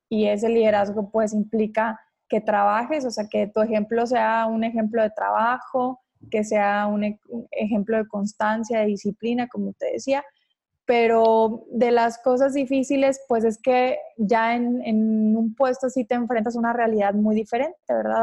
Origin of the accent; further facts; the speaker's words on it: Ciudad Juárez, Chihuahua, Mexico; yo soy de Ciudad Juárez